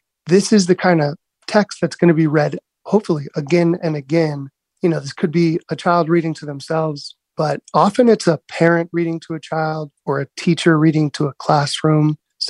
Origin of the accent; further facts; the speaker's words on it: National City, California, United States; also born or lived in Cardiff by the Sea; now in New York City, United States; growing up in National City and then Cardiff by the Sea, moving to New York City, Brooklyn.